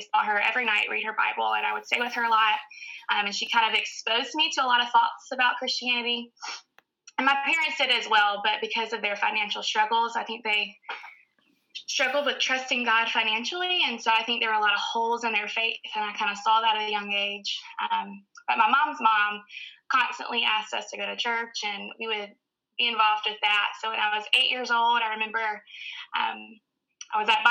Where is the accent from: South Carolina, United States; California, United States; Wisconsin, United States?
South Carolina, United States; Newberry; From a little town called Newberry, South Carolina, which is about 30 minutes north of Columbia